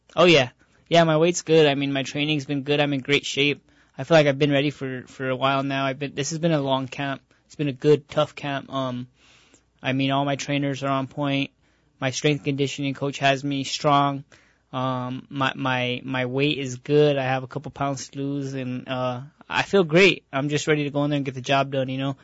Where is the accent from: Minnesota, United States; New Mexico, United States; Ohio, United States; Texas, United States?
New Mexico, United States; Albuquerque; I was born in Albuquerque, New Mexico, and I was raised in Albuquerque, New Mexico